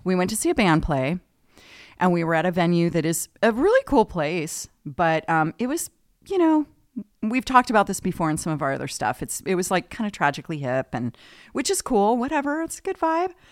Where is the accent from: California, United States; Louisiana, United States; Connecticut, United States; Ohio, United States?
California, United States; Oceanside; moved away as an adult; also born or lived in Newport Beach, California; now in Los Osos, United States; Southern California is where I'm from, San Diego area. born in Newport Beach, migrated down there quickly. So, spent most of my life in, um, San Diego County, Oceanside, Carlsbad, Encinitas